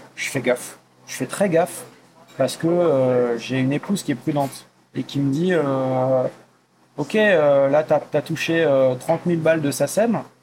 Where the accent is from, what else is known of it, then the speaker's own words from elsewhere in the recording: Forbach, Grand Est, France; now in Paris, France; ma ville natale à Forbach dans le 57